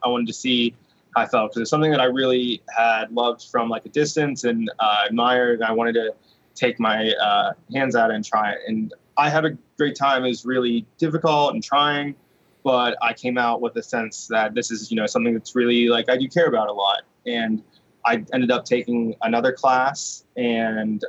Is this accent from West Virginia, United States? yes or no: yes; Wheeling, West Virginia, United States; growing up in Wheeling